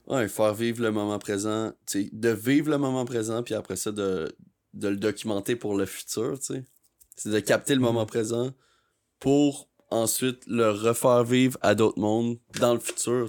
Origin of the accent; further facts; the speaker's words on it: Sherbrooke, Quebec, Canada; moved away as an adult; now in Montreal, Canada; Je viens de Sherbrooke.